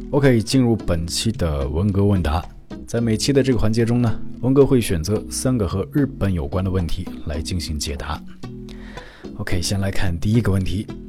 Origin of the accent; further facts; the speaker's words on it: Inner Mongolia, China; moved away as an adult; now in Japan; 我是中国人，我是内蒙人。嗯，虽然我是汉族啊，但是在内蒙古生活了将近二